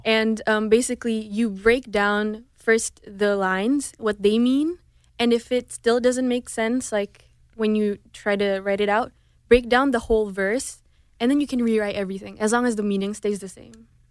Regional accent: Indonesia; first language Indonesian; also born or lived in Houston; now in Los Angeles, United States; growing up in Indonesia, there's a lot of cultural differences

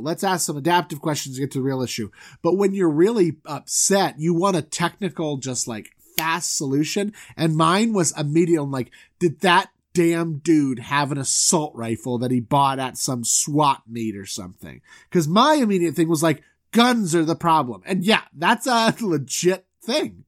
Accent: Southwest Florida, United States; also born or lived in Orlando; I'm from Southwest Florida

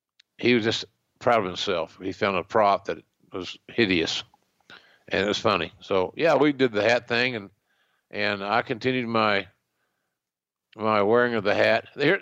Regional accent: Oklahoma, United States; another Okie who has to wear a hat.

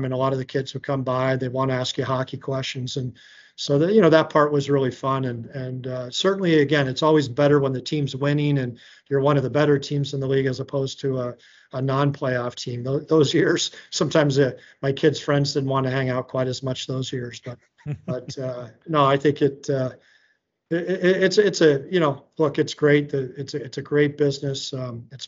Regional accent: Atlanta, Georgia, United States; moved away; also born or lived in Boston area / Minnesota; I grew up in Atlanta

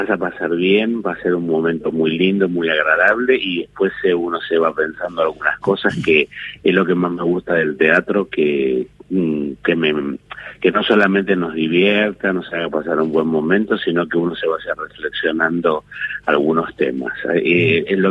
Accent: Finland; Spanish is a second language; yo soy un finlandés que eh, me casé con una argentina, que es Paula Ransenberg, y que mm, aprendí a hablar el español a partir de ella

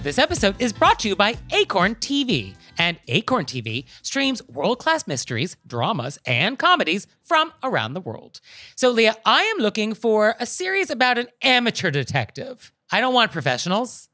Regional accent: West Coast, United States; now in East Coast, United States; I'm from the West Coast, I live on the East Coast

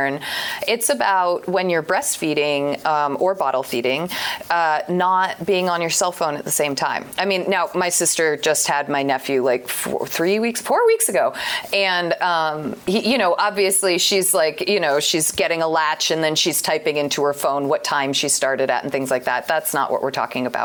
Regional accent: Vermont, United States; I come from Vermont.

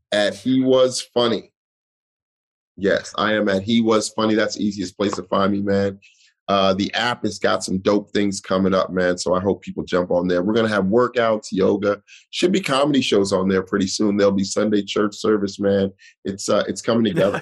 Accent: Denver, Colorado, United States; moved away as an adult; now in New York City, United States; I'm from the Five Points

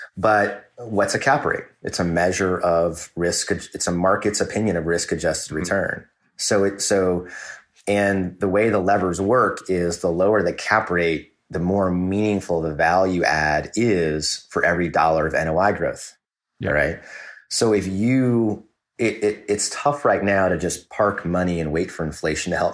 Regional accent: Kansas City, United States; I grew up in Kansas City.

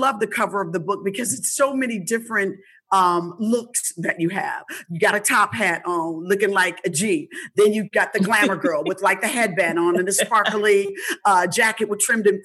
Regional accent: Indianapolis, Indiana, United States; I'm from the Midwest. I'm from Indianapolis

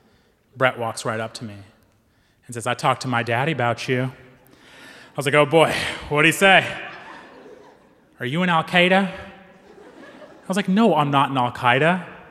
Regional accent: Pakistan; now in United States; I'm a Pakistani Muslim. And in 2003, I moved to rural Missouri.

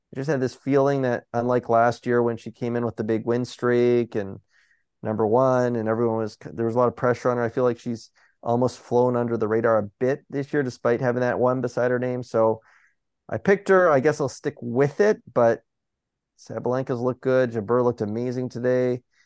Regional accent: Toronto, Ontario, Canada; in, in my hometown

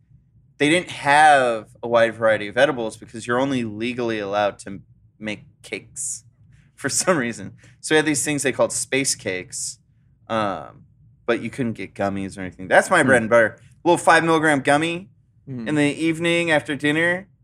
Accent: California, United States; Growing up in California, it's like, I just wish I could smoke some weed.

